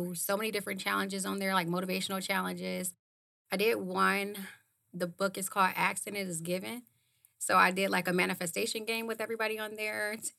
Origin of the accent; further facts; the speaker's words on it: Ohio, United States; I'm from Ohio.